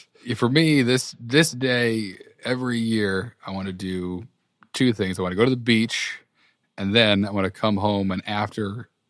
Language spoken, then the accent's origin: English; New England, United States; And growing up in New England where it's set, that was a lot of like, I don't know, references to stuff I remember seeing as a kid.